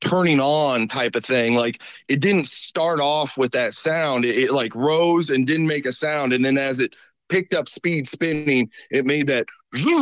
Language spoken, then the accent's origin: English; Woodson, Illinois, United States; I grew up in Woodson